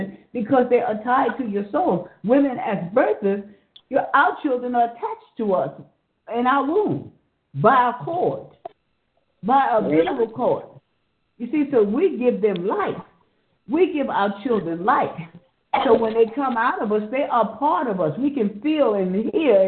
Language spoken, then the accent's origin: English; New York City, New York, United States; now in Georgia, United States; I'm a New Yorker, born and bred in New York City. And I always say, I'm a Harlem girl